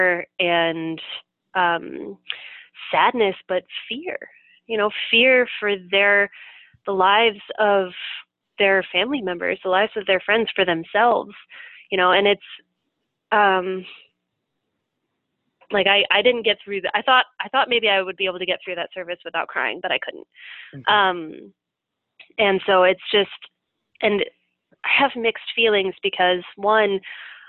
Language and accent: English; Minneapolis, Minnesota, United States; moved away; my hometown and just my heart in Minneapolis